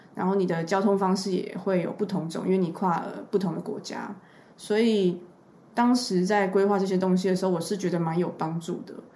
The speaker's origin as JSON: {"language": "Chinese", "country": "Taiwan", "said": "我是台湾人"}